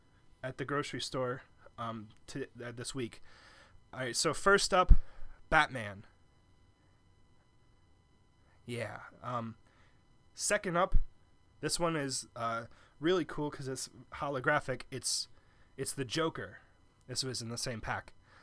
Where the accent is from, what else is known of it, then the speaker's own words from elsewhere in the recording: Canada; I'm actually Canadian, and that stereotype is in general pretty toxic.